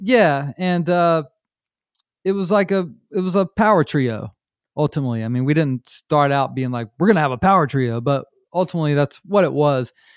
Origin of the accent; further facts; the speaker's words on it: North Myrtle Beach, South Carolina, United States; also born or lived in Charlotte, North Carolina; I grew up in North Myrtle Beach, uh, South Carolina